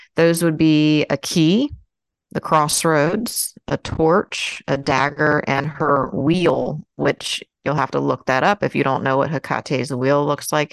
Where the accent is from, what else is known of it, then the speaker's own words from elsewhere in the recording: United States; I'm American, so it's you know we're American.